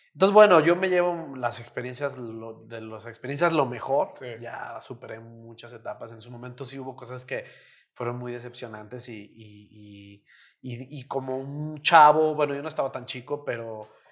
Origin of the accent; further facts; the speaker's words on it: Mexico; los mexicanos somos así